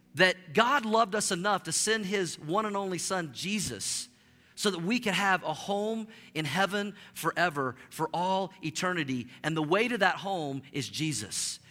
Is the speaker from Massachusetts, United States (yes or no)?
no; Tulsa, Oklahoma, United States; also born or lived in Norman, Oklahoma; I grew up in Tulsa, Oklahoma